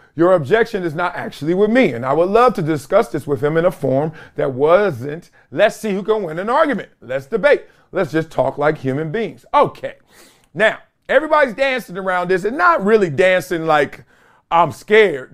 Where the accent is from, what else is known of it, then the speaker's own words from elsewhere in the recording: Compton, California, United States; I'm from Compton